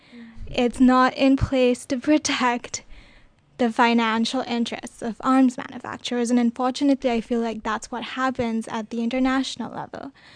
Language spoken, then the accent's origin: English; India; now in United States; I'm from India, so my cultural understanding of this is also a little bit different